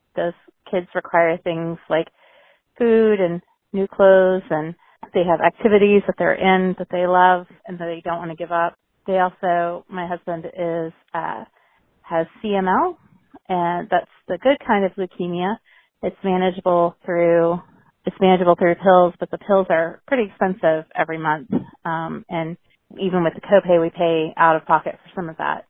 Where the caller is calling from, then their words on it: Central Pennsylvania, United States; I'm calling from Central Pennsylvania